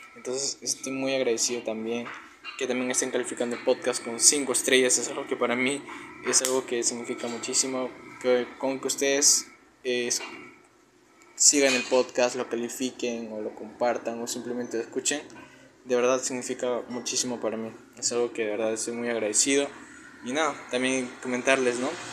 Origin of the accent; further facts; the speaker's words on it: Peru; tengo 19 años, soy de Perú